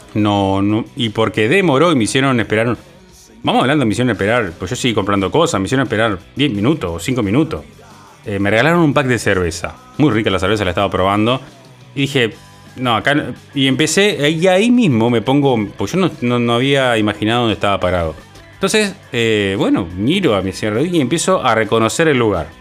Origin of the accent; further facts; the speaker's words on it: Uruguay; mi país, que es Uruguay